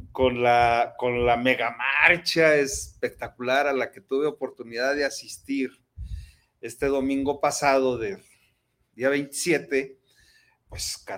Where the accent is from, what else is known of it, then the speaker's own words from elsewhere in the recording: Jalisco, Mexico; Nosotros los que somos jaliscienses, universitarios, nos sentimos orgullosos de eso